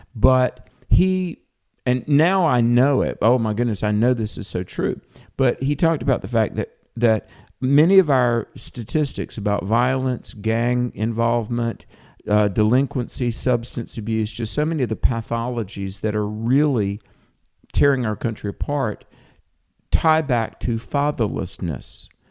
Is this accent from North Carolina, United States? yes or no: yes; North Carolina, United States; accent: Southern; my home state of North Carolina